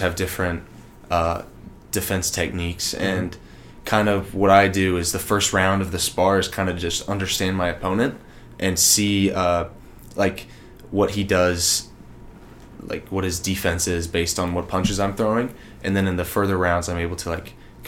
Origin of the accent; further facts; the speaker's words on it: Texas, United States; I'm from Texas